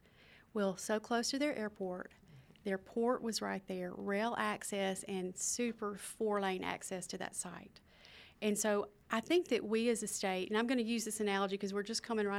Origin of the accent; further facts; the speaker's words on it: Philadelphia, Mississippi, United States; my hometown. One of the newer things that we have in Philadelphia is the Ellis Theater.